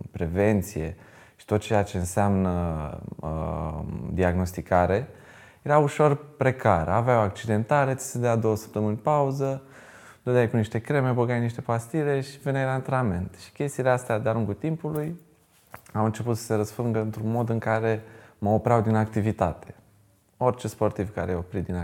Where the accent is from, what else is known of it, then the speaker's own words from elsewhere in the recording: Bucharest, Romania; moved away as an adult; now in Iași, Romania; sunt din București. Am jucat uh, la două cluburi din uh, București.